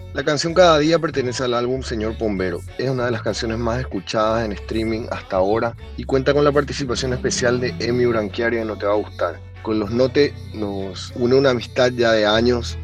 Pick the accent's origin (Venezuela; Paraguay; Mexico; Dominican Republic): Paraguay; de los Cachiporros de Paraguay